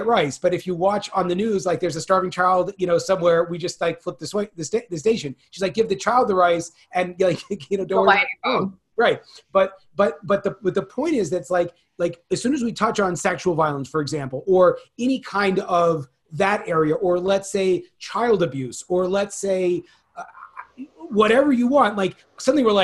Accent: Bay Area of Northern California, United States; I grew up in the Bay Area of Northern California

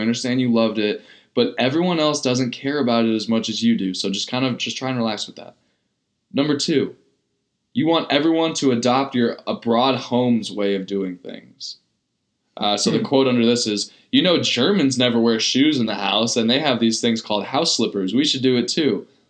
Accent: San Diego, California, United States; I'm from San Diego.

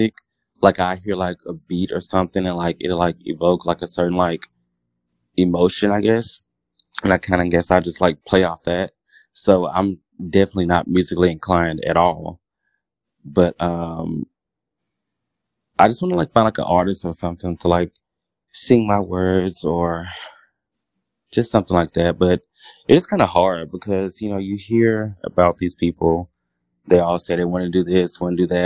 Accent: Louisiana, United States; moved away as an adult; now in Dallas, United States; I'm from Louisiana, born and raised

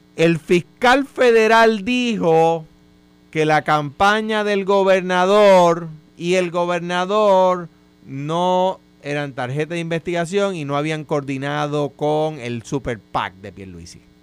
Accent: Guaynabo, Puerto Rico; Yo soy residente de Guaynabo

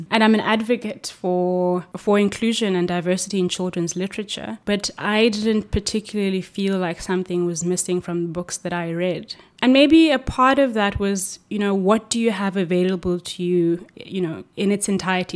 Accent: Cape Town, Western Cape, South Africa; moved away as an adult; now in Norway; I'm from Cape Town in South Africa.

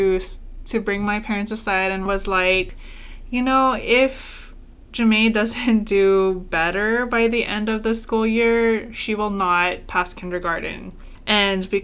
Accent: Guam; I was born and raised on Guam.

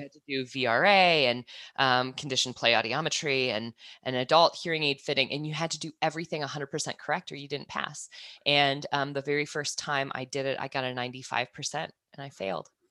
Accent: Kansas, United States; moved away as an adult; also born or lived in New Zealand; now in Australia; I'm originally from Kansas, I moved to New Zealand ten years ago, and then I made the jump across the ditch, um, in November to move from New Zealand to Australia

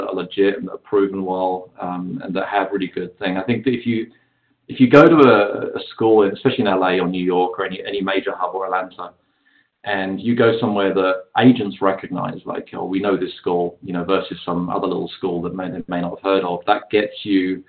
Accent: London, United Kingdom; moved away as an adult; also born or lived in San Diego, United States; now in Los Angeles, United States; I was the only British actor in the whole city

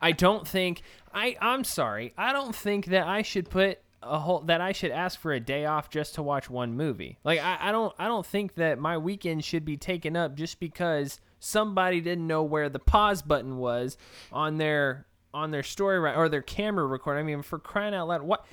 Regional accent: Texas, United States; I'm from Texas.

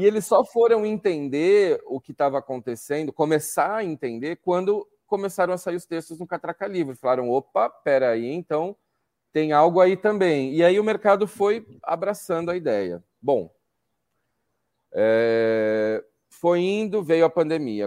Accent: São Paulo, Brazil; São Paulo mesmo

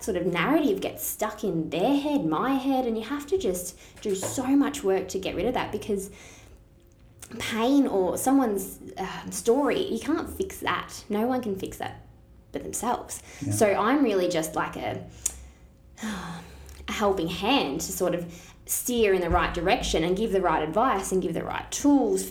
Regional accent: Shepparton, Victoria, Australia; also born or lived in Melbourne / Adelaide; I was born in Melbourne, actually, and I moved here when I was 2. So I basically am. Shepparton raised. I was here through all primary school and high school

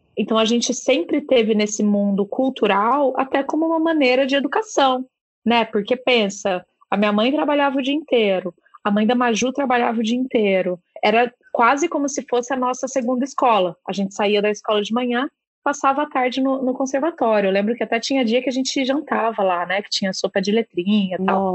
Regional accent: Minas Gerais, Brazil; moved away as an adult; also born or lived in São Paulo / Curitiba; now in Ireland; Eu, eu cresci em Minas, fui fazer faculdade no interior de São Paulo, aí depois fui trabalhar em Curitiba, fui trabalhar em São Paulo, fiz uma parada fora do Brasil por um tempo, voltei para São Paulo e agora tô, tô aqui na Irlanda.

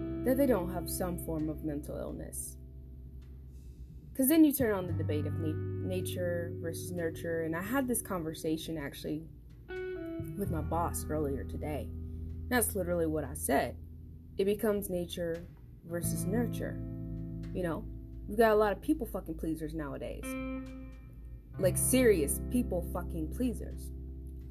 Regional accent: Central Florida, United States; I'm from Central Florida, which means I'm lucky because we can have like many accents

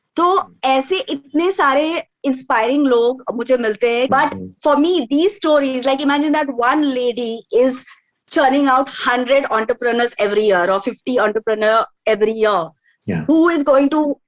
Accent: Jharkhand, India; हम लोग झारखंड से हैं

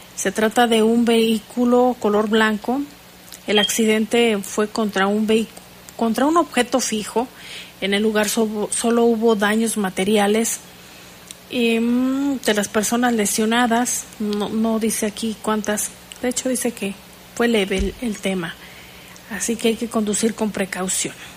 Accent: Mexico; todos somos mexicanos

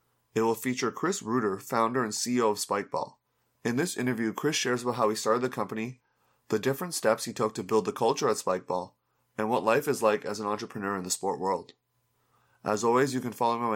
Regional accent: Toronto, Ontario, Canada; someone who's born and raised in Toronto

